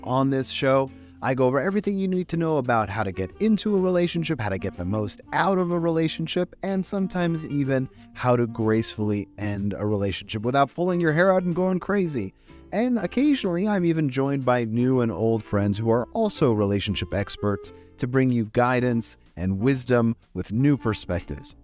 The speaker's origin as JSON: {"language": "English", "town": "Los Angeles", "region": "California", "country": "United States", "tie": "born or raised there", "said": "born and raised in Los Angeles"}